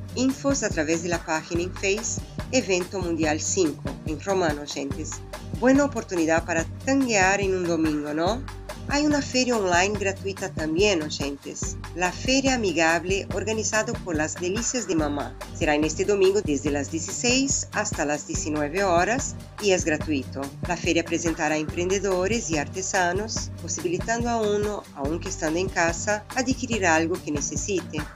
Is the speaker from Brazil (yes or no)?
yes; Brazil; Spanish is a second language; now in Argentina; nuestros conterráneos